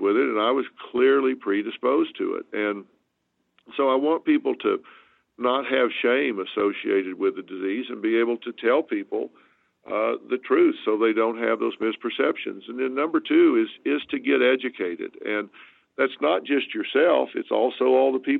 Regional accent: the South, United States; moved away; I'm from the South

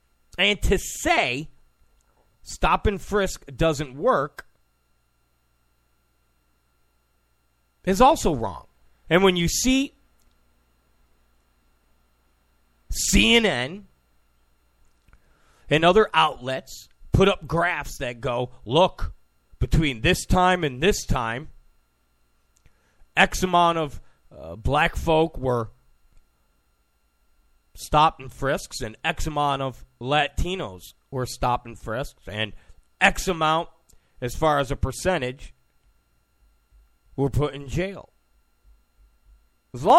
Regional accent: Rochester, New York, United States; also born or lived in Penfield, New York; I'm from Rochester, New York. I lived in Penfield

